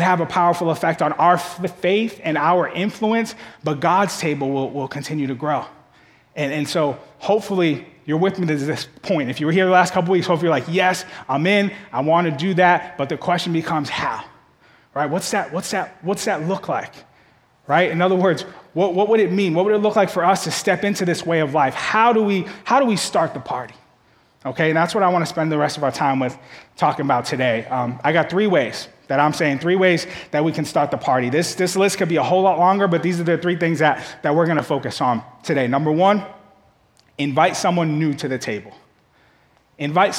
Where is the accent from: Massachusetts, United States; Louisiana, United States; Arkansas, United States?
Massachusetts, United States; Boston; moved away as an adult; also born or lived in Kentucky; I grew up in Boston